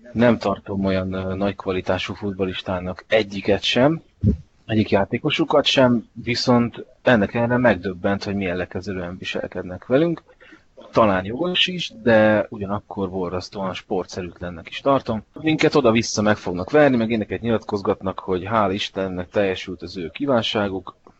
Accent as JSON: {"language": "Hungarian", "country": "Hungary", "said": "magyar ember vagyok"}